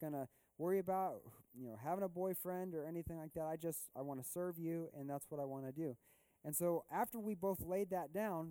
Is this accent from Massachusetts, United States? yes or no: no; Missouri, United States; I grew up in Missouri mostly in my life